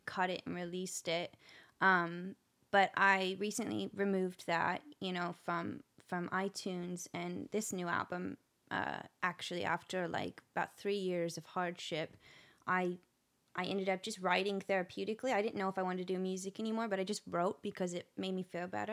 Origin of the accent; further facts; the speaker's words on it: Nashville, Tennessee, United States; I'm actually from Nashville